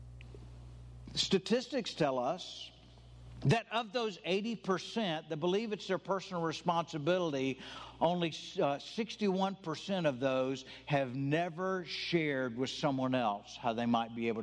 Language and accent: English; the South, United States; I'm from the South. I'm white. I grew up Southern Baptist